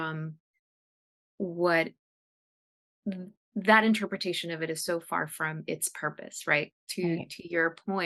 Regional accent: United States; first language Spanish; English is a second language; First generation American from, you know, an immigrant family.

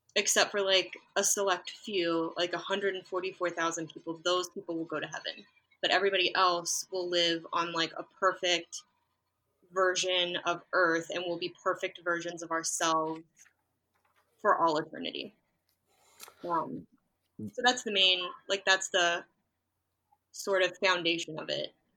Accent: West Virginia, United States; moved away; also born or lived in Baltimore; I'm from West Virginia and went like I was in a congregation there

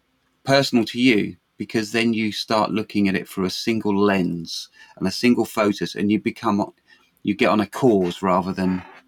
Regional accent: New Zealand; also born or lived in London; Luckily for me, I was born in London, but I went to school in New Zealand from the age of 9 to 15. I was in New Zealand and I went to school there.

